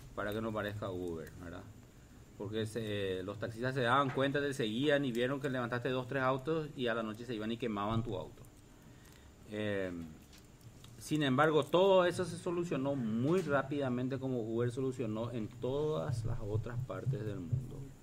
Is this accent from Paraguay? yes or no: yes; Paraguay; somos todos paraguayos